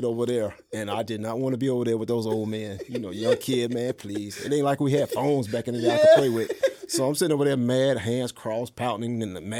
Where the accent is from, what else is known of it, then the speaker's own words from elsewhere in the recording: Fayetteville, North Carolina, United States; Of course, I'm from Fayetteville, North Carolina. I grew up in Parks Chapel, Freewill Baptist Church.